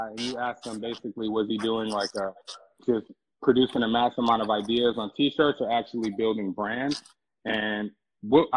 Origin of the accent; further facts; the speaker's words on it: Detroit, Michigan, United States; now in Los Angeles, United States; I live in LA. I'm from Detroit, Michigan.